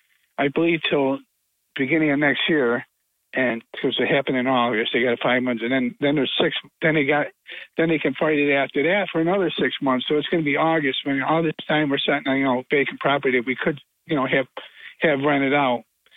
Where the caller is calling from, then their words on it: Binghamton, New York, United States; from the Binghamton Plaza.